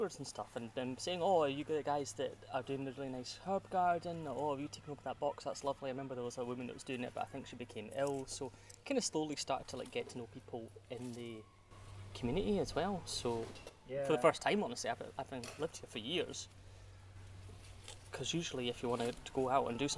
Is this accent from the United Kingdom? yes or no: yes; Scotland, United Kingdom; accent: Scottish; I grew up, you can hear from my accent, I'm Scottish, but my grandparents lived in the south of England